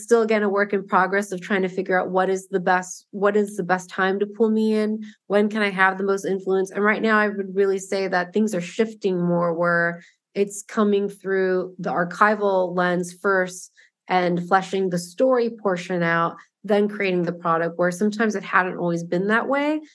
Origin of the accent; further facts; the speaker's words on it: Southern California, United States; I grew up in Southern California